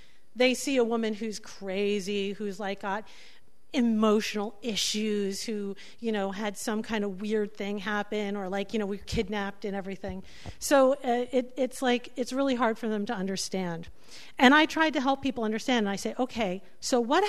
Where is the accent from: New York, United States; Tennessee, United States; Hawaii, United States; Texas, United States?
New York, United States; New York City; I'm from New York City